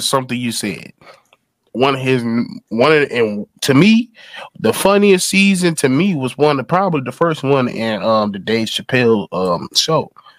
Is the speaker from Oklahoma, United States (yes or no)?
no; Chicago, Illinois, United States; I grew up in Chicago.